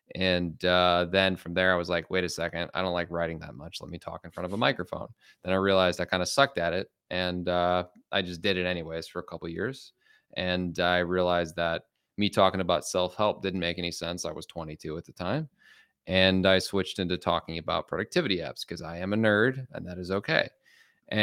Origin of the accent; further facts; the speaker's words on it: Chicago, Illinois, United States; I'm from Chicago.